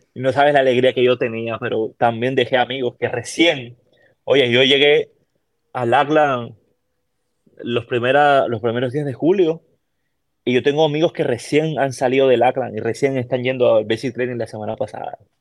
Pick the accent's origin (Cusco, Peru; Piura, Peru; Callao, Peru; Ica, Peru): Callao, Peru; accent: latino; moved away as an adult; also born or lived in Puerto Rico; now in Texas, United States; Yo soy de Lima, pero del puerto que se llama el Callao